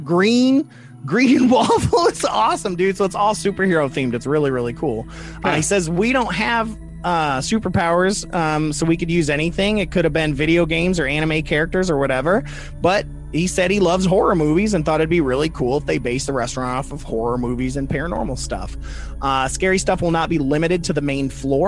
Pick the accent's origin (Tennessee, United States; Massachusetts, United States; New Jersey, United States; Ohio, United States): Ohio, United States; Cleveland; also born or lived in Toledo; I grew up in Cleveland a little bit. My mom lived in Cleveland. My dad lived in Toledo